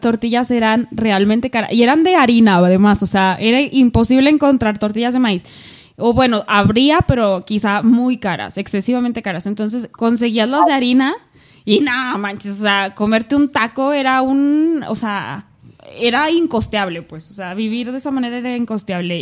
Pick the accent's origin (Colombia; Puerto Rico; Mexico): Mexico; Aguascalientes; moved away; yo soy de Aguascalientes